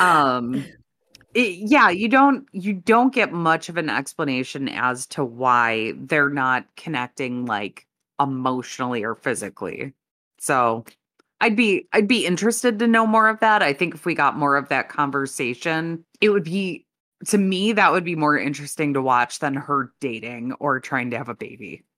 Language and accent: English; Chicago, Illinois, United States; I'm, I'm from the Chicago area